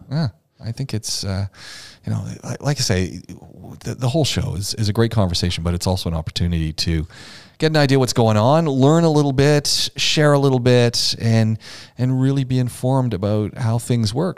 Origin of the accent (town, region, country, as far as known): Oshawa, Ontario, Canada; born or raised there